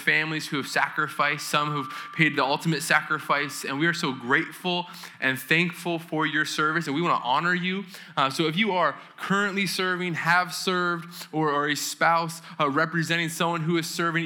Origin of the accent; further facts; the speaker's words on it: New England, United States; I'm from New England